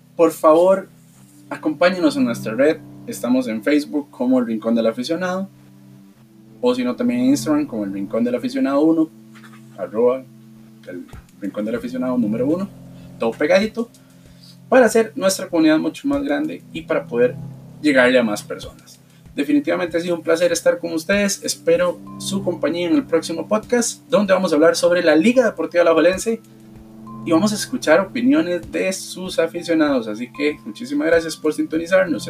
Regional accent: Costa Rica; como ticos

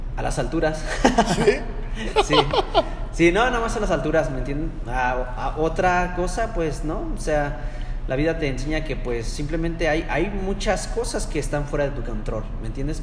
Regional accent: Mexico; now in United States; la cultura mexicana o hispana, que somos

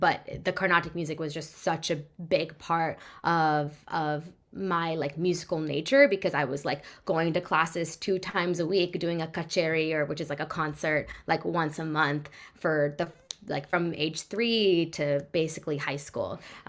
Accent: California, United States; Yes. Bay Area. Yeah. So I grew up in the Bay. Always been there.

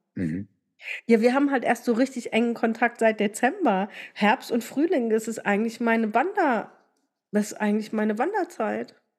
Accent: Rhineland-Palatinate, Germany; Bei uns in der Pfalz

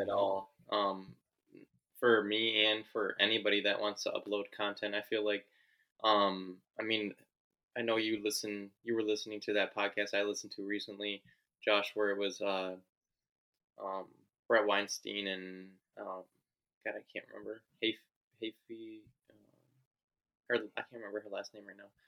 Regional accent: United States; as an American

